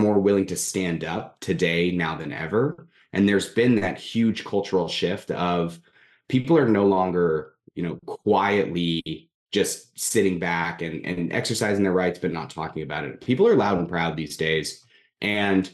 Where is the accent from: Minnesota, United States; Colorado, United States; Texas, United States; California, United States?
California, United States; I'm originally from California